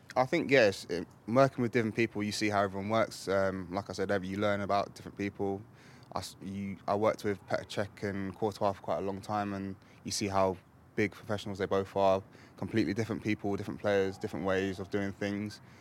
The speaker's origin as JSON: {"language": "English", "region": "England", "country": "United Kingdom", "tie": "born or raised there"}